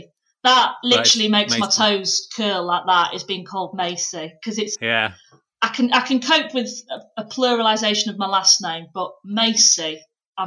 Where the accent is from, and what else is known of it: Pannal, Yorkshire and the Humber, United Kingdom